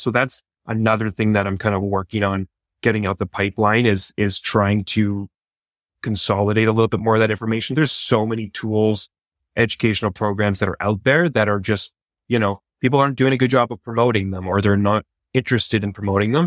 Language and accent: English; Canada; I'm a Canadian